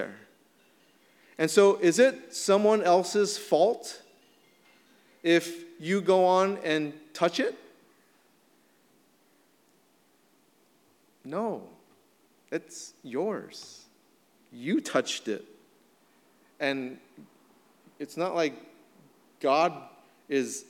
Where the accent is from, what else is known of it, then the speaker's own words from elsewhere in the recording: United States; our rights as Americans